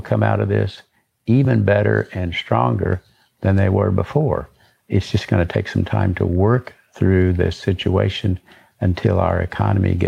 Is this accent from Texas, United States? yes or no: no; Eureka Springs, Arkansas, United States; moved away; back home where I grew up in Northwest Arkansas